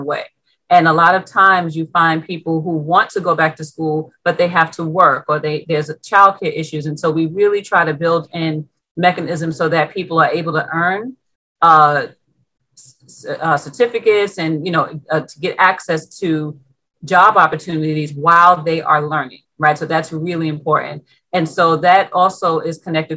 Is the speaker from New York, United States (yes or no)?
yes; New York City, New York, United States; I was born and raised in Brownsville